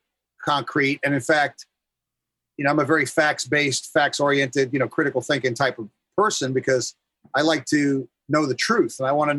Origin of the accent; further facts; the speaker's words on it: New York City, New York, United States; moved away as an adult; also born or lived in Brooklyn, New York; now in California, United States; Born in Brooklyn, but grew up in Queens